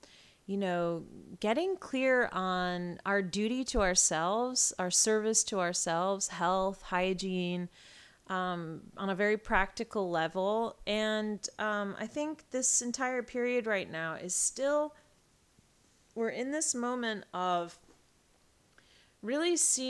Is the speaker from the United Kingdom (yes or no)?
yes; England, United Kingdom; born there; now in United States; I was born in England. I have a British passport, although I'm very American, I feel very British too